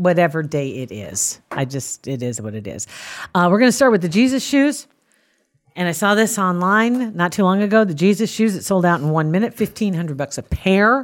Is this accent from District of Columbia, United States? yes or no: no; Ashland, Nebraska, United States; I'm from Ashland in Saunders County, barely in Saunders County.